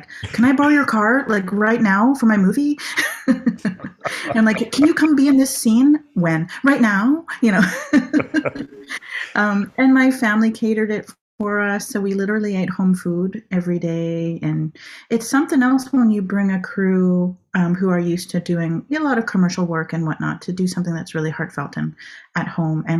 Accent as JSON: {"language": "English", "country": "Canada", "tie": "born or raised there", "also_born_or_lived": "Ottawa / Vancouver", "lives_now": "Six Nations, Canada", "said": "I grew up mostly in Ottawa and Vancouver"}